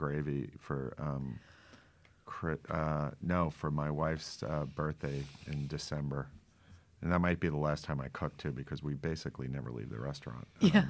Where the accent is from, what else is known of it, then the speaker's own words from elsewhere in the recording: New Jersey, United States; I grew up chasing him around the Jersey Shore